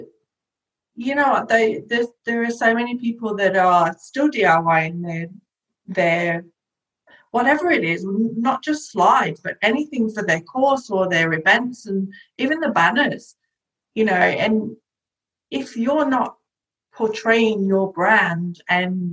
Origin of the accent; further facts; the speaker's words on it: Nottingham, East Midlands, United Kingdom; moved away as an adult; now in Gold Coast, Australia; I'm originally from Nottingham in England and chose the Gold Coast as my home over 12 years ago.